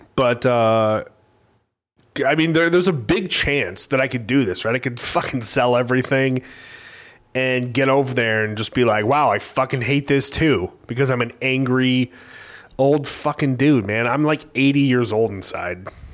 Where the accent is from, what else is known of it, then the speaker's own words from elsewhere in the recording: Bixby, Oklahoma, United States; now in Tulsa, United States; I grew up in Bixby